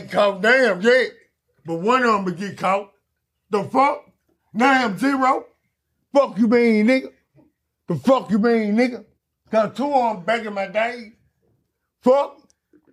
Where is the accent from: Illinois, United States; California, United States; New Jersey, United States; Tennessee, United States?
Tennessee, United States; Memphis; when I was growing up